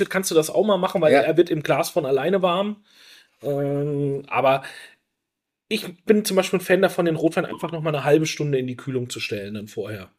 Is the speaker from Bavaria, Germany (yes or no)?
yes; Franconia, Bavaria, Germany; bei uns in Franken